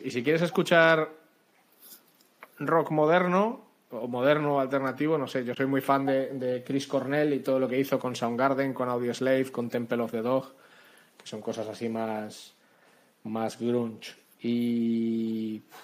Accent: Spain; soy español, vivo en España desde que nací

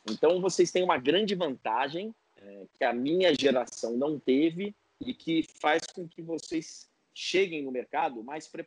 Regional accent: Guarulhos, São Paulo, Brazil; Meu pai é do interior, mas eu sou aqui, sou de Guarulhos, sou da Grande São Paulo, tal.

